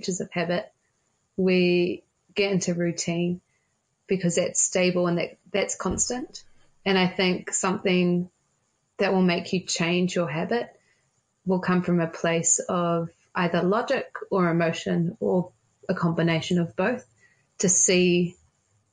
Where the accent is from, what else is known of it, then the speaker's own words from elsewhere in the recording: Auckland, New Zealand; I'm from Auckland